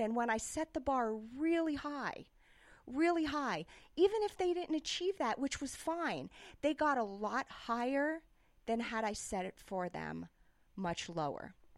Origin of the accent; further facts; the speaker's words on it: New York City, New York, United States; moved away; also born or lived in Davis, California / Barcelona; I grew up in New York City